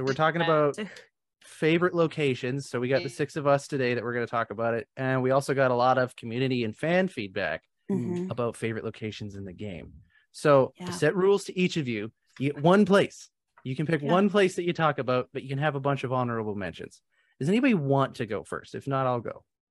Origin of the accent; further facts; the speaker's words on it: Canada; I'm from Canada.